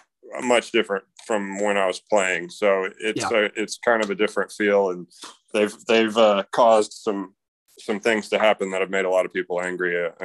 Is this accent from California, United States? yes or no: no; Austin, Texas, United States; I grew up in Austin with about half of the guys on that team